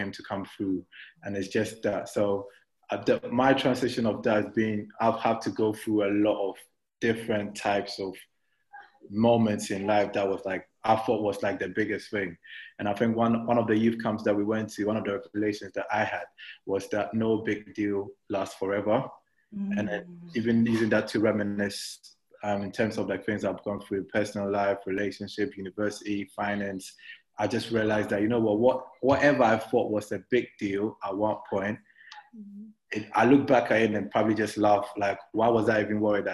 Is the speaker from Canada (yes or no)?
no; Ghana; moved away as an adult; now in London, United Kingdom; I was born and raised in Ghana till I was 18. Then I joined my family here